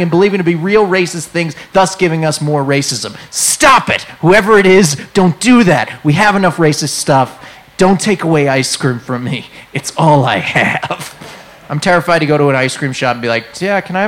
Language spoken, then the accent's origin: English; New England, United States; moved away; I'm from New England